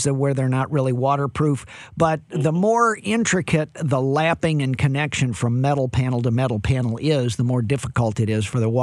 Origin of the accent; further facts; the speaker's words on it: St. Louis, Missouri, United States; I'm from St. Louis, Cardinal Nation.